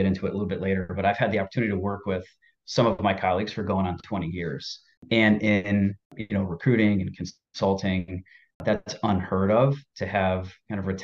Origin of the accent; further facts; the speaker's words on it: Seymour, Connecticut, United States; moved away as an adult; also born or lived in Massachusetts / Indiana; now in Arlington Heights, United States; I grew up in a small town in Connecticut, Seymour, Connecticut